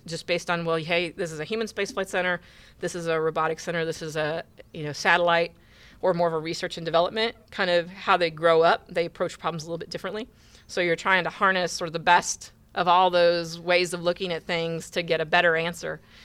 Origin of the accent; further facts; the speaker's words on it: Indiana, United States; moved away as an adult; now in Houston, United States; I grew up in the Midwest. I grew up in Indiana.